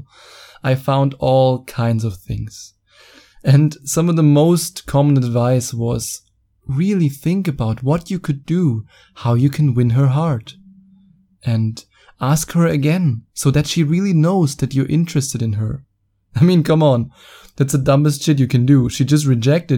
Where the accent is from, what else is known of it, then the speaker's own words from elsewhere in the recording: Germany; accent: German; English is a second language; my German accent